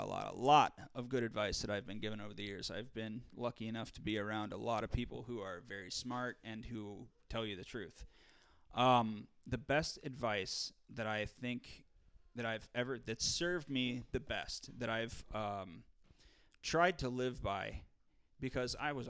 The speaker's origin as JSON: {"language": "English", "town": "St. Louis", "region": "Missouri", "country": "United States", "said": "I was like, man, I'm from St. Louis, motherfucker."}